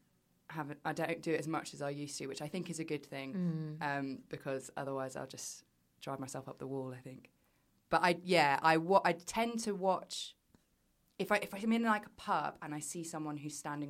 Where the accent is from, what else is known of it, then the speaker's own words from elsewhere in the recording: United Kingdom; as British people